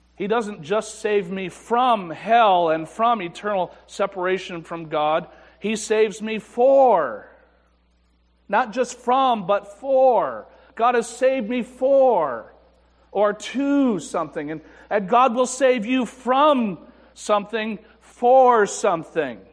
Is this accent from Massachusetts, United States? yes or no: no; Afton, New York, United States; I was brought up in the First Baptist Church in Afton, New York